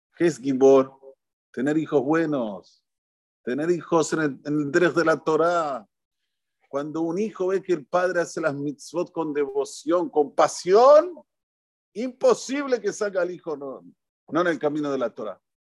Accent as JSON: {"language": "Spanish", "country": "Argentina", "said": "los argentinos tenemos una tonada que hablamos cantando"}